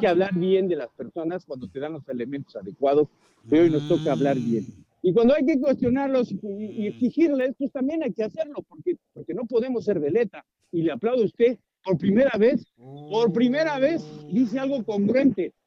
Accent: Mexico; Como decimos los mexicanos

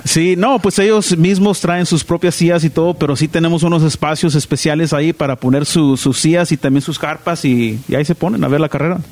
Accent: Southern California, United States; De, pues aquí del sur de California, pero mis papás de, de Sonora

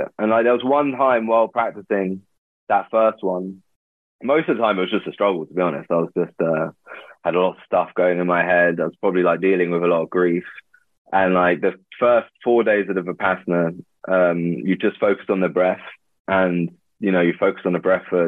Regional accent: London, United Kingdom; I grew up in London

